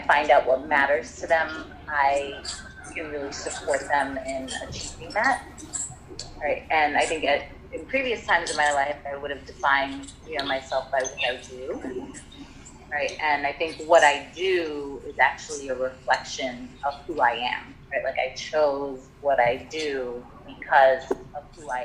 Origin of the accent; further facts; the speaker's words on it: New York City, New York, United States; also born or lived in Trinidad; I was born and raised in New York City. I lived part of my childhood in Trinidad, where my mom's from